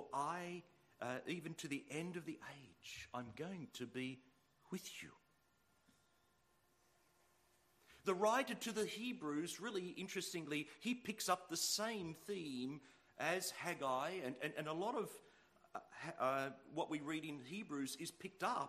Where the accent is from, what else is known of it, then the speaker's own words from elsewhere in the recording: Sydney, New South Wales, Australia; I'm from Sydney